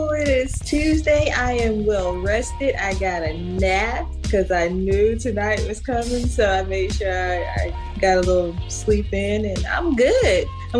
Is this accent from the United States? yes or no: yes; Lawrenceville, Virginia, United States; Quiet and quaint, and everybody is always in your business, and you know, it's. You know, your family is right there. Like, I mean, literally in your backyard. I grew up where my parents live now.